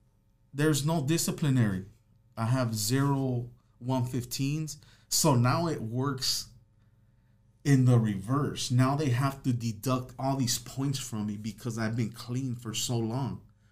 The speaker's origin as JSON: {"language": "English", "town": "Los Angeles", "region": "California", "country": "United States", "said": "I'm from Los Angeles, so I'm a sureño."}